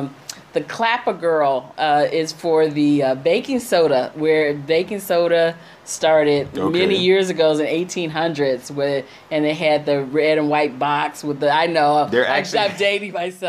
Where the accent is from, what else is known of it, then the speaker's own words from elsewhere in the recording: Cleveland, Ohio, United States; moved away; I'm originally from Cleveland